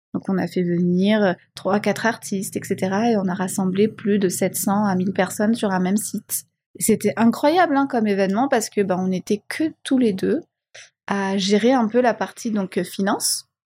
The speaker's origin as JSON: {"language": "French", "country": "Madagascar", "tie": "born or raised there", "also_born_or_lived": "Réunion / Belgium / Budapest", "moved": "yes", "said": "je suis malgache, je suis fier de l'être, je suis née à Madagascar"}